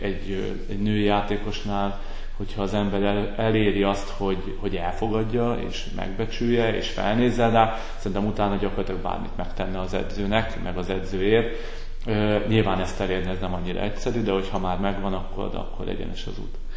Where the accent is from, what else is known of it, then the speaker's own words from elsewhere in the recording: Veszprém, Veszprém County, Hungary; moved away as an adult; also born or lived in Szombathely / Székesfehérvár; Veszprémi születésű vagyok